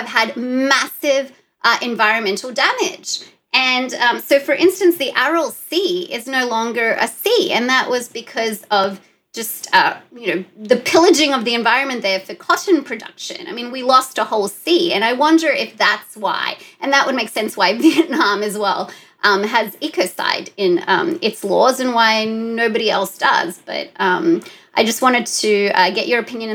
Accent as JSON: {"language": "English", "country": "Australia", "said": "I am Australian"}